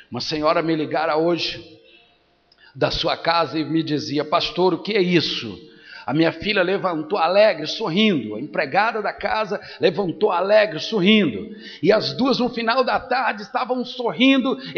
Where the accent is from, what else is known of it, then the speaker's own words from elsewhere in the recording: Brazil; eu sou brasileiro também